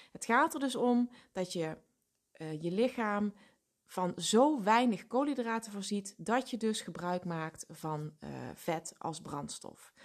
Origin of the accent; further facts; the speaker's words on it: Limburg, Netherlands; Ik kom natuurlijk uit Limburg